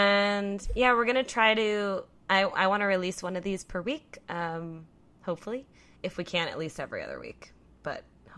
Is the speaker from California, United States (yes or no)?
yes; California, United States; moved away; I'm from California.